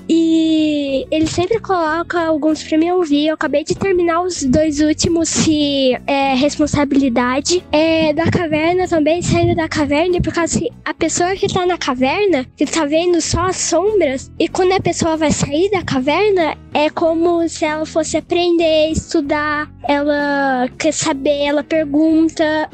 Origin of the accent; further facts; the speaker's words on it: Campinas, São Paulo, Brazil; Eu sou de Campinas, de São Paulo